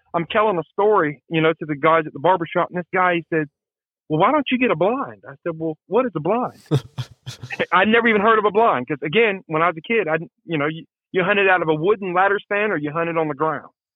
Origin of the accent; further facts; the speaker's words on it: Marietta, United States; also born or lived in Canton; I'm originally from Marietta